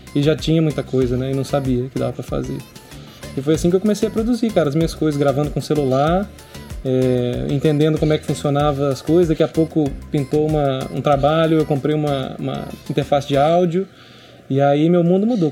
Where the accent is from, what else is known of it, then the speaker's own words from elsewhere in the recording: Linhares, Espírito Santo, Brazil; sou cria de Linhares, eu cresci em Pontal do Piranga, na praia.